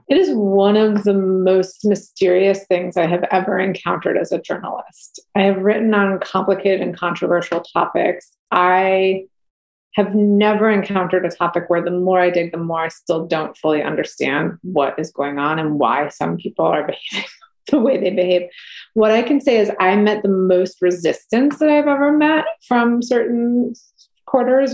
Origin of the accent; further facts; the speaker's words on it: New England, United States; I grew up camping in New England